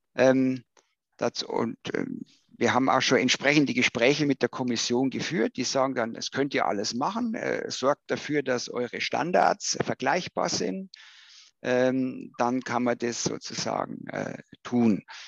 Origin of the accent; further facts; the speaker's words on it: Bavaria, Germany; als äh, Bayer